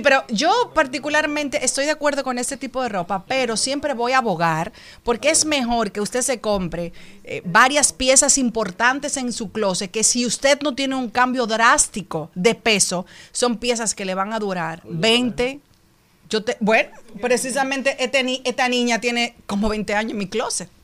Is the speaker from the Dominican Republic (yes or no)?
yes; Dominican Republic; como dominicana